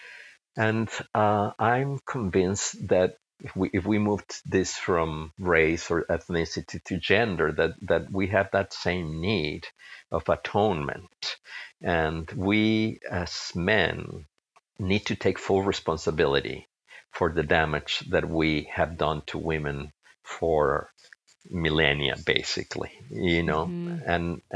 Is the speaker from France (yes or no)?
no; Mexico; moved away; I come from a family, my parents are from Spain, even though I grew up in Mexico